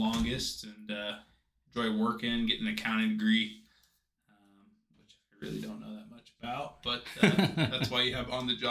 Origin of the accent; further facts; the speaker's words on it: Washougal, Washington, United States; I hail from Washougal, Washington. I got a family of four, three younger siblings, and pretty much just grew up farming on a small ranch and hunting and fishing and playing a lot of sports.